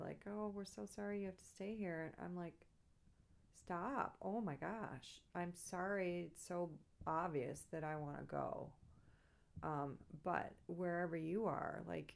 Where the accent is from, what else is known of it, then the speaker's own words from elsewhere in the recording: Grosse Pointe, Michigan, United States; grew up in Grosse Pointe